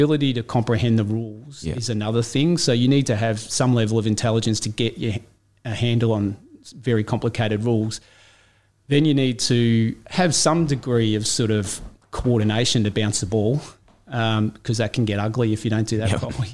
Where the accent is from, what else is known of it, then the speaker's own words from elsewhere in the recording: Warrnambool, Victoria, Australia; moved away; also born or lived in Torquay; I grew up in Warrnambool, yep, in the country